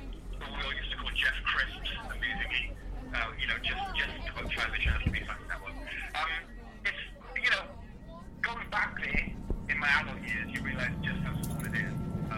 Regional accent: Gwent, Wales, United Kingdom; born or raised there

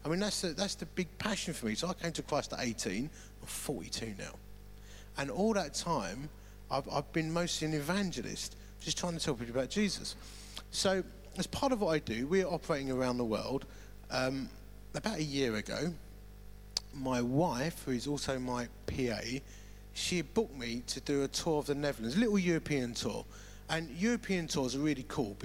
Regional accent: Romford, London, United Kingdom; moved away; I am originally from Romford. And that means my DNA genetics mean I look outwardly grumpy. You know, it's just the way it is. And my accent means I sound grumpy

